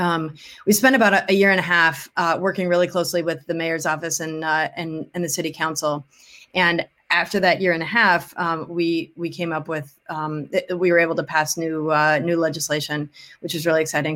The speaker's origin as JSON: {"language": "English", "town": "Wilmette", "region": "Illinois", "country": "United States", "also_born_or_lived": "New Orleans", "moved": "as an adult", "lives_now": "Chicago, United States", "said": "I'm from Wilmette, um, uh, in the suburbs of Chicago"}